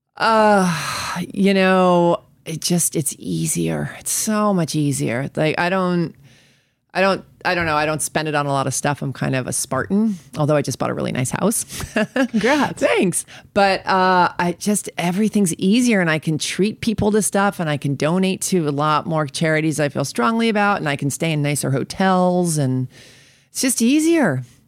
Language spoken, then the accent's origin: English; New York, United States; moved away as an adult; also born or lived in Colorado; I'm from New York